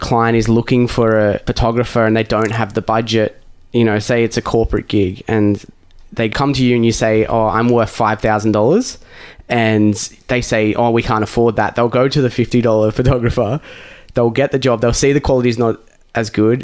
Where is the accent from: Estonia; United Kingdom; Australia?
Australia; Lake Macquarie, New South Wales; I grew up on Lake Macquarie, close enough to Newcastle.